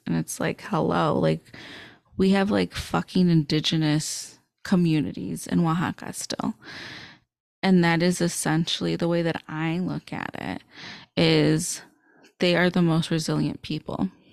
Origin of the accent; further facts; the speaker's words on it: suburbs of Chicago, Illinois, United States; I'm from the Chicagoland area. So I grew up in the suburbs of Chicago